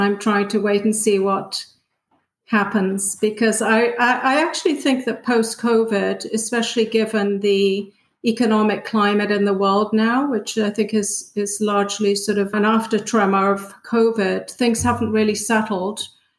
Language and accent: English; United Kingdom; If anything, I guess I would say that I'm British, but I don't fit in Britain either.